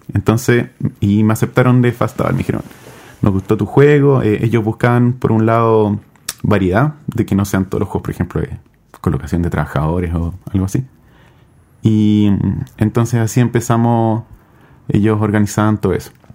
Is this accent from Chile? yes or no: yes; Chile; De Chile